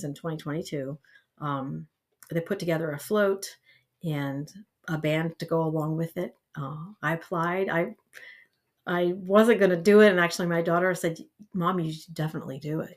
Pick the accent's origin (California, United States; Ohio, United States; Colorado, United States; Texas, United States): Ohio, United States; Eastern Columbiana County; also born or lived in East Palestine, Ohio; I'm originally from Eastern Columbiana County. I graduated from West Branch High School